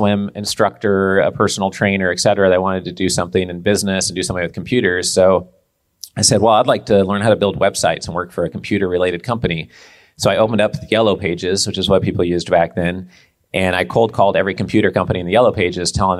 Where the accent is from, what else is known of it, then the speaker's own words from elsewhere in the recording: Portland, Oregon, United States; So we grew up in Portland, Oregon, is where I spent most of my childhood.